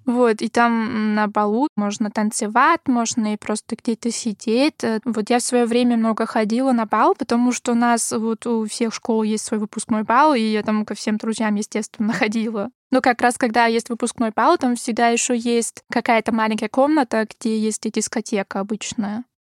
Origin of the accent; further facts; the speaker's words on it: Graz, Styria, Austria; Russian is a second language; moved away; я из Краца, ну, этот город, э, это второй по величине в Австрии